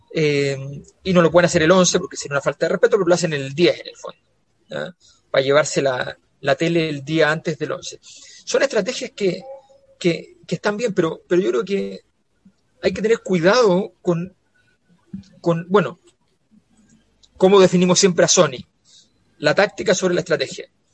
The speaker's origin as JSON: {"language": "Spanish", "town": "Santiago", "region": "Santiago Metropolitan Region", "country": "Chile", "said": "yo era la cisterna"}